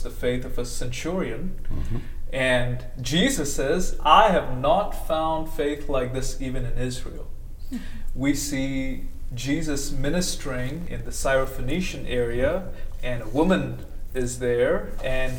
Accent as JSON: {"language": "English", "country": "India", "moved": "as an adult", "lives_now": "United States", "said": "I came from India and came to the United States as a graduate student"}